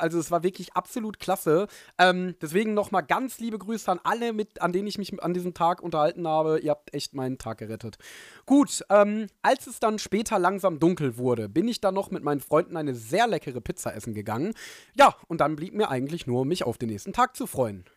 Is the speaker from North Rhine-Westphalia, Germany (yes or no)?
yes; Ruhr area, North Rhine-Westphalia, Germany; Ich komme aus dem Ruhrgebiet